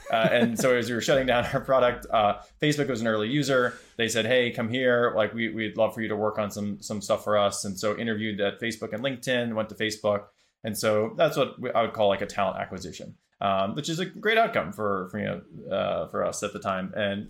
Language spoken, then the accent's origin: English; South Dakota, United States; So I'm from South Dakota originally. There's not a lot of tech there. There's a lot of farming, a lot of great people